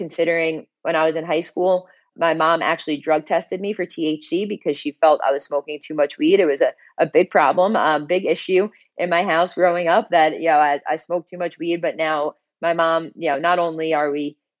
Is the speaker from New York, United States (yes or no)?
yes; Long Island, New York, United States; I'm originally from Long Island, like, you know, pretty close to New York City